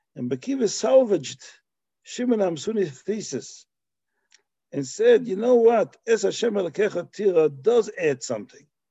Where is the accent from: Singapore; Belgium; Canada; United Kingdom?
Belgium; moved away; where I grew up in Belgium